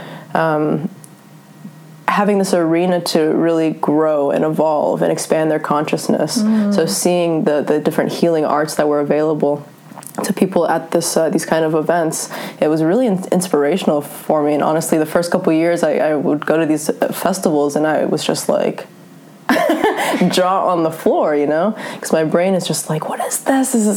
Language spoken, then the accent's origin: English; Northern California, United States; also born or lived in Germany / Norway; Grew up in Northern California, so I'm only technically German.